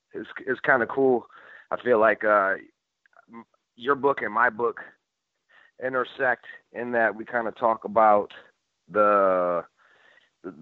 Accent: Michigan, United States; also born or lived in Los Angeles; now in Nashville, United States; I'm from Michigan myself

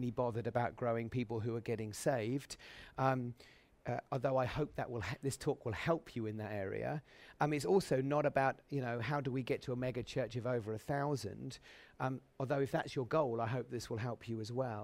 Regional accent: Suffolk, East of England, United Kingdom; a little assembly in Suffolk where I grew up

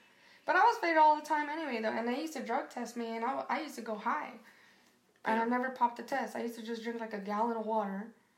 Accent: New York City, New York, United States; moved away; also born or lived in Las Vegas; I went to school in Queens, all the schools. But okay. I was raised in Brooklyn.

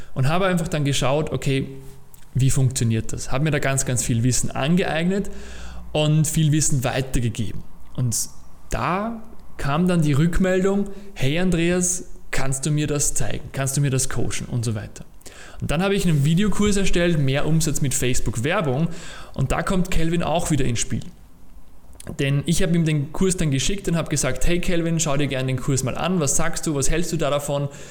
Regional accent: Austria; ich war in der HTL, Höhere Technische Lehranstalt, bei uns in Österreich, habe dort meine Matura gemacht

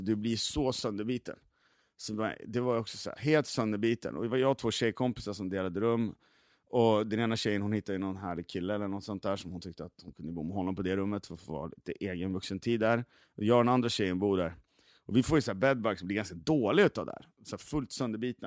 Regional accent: Gävle, Gävleborg County, Sweden; now in Stockholm, Sweden; Jag kommer från Gävle också, jag är gammal graffitimålare

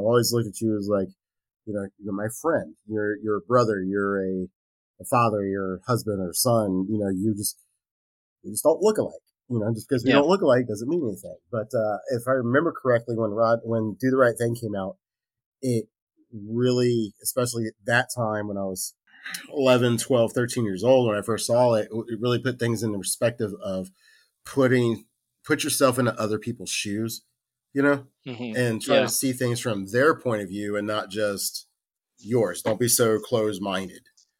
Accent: Virginia Beach, Virginia, United States; Well, see, my family's from Carolina, and I grew up primarily in Virginia Beach. And we got stationed there in 84, 85.

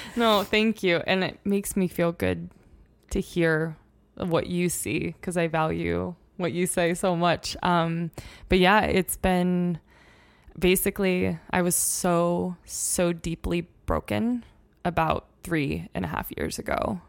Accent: Oregon, United States; moved away as an adult; also born or lived in Mount Hood; now in Montana, United States; I grew up in Oregon

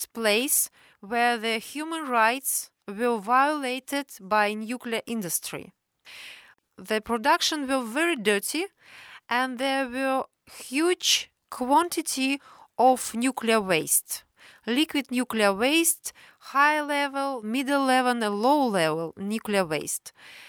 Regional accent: Ozyorsk, Chelyabinsk Oblast, Russia; born there; I was born in a closed city in 1972. It was a secret nuclear city in Soviet time.

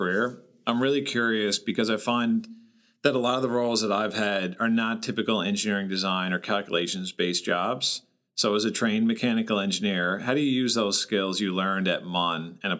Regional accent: St. John's, Newfoundland and Labrador, Canada; born or raised there; moved away as an adult; now in San Francisco Bay Area, United States

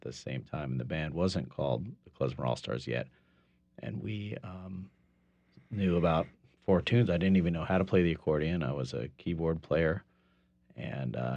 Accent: California, United States; moved away as an adult; now in New Orleans, United States; I grew up in California.

